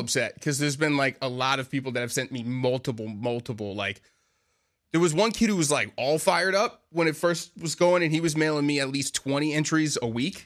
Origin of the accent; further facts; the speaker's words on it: Boston, Massachusetts, United States; moved away as an adult; now in New York, United States; I'm originally from Boston